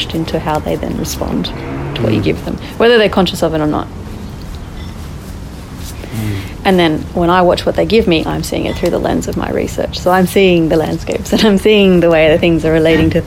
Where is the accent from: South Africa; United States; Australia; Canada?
Australia; We're all white. We're all born in Australia.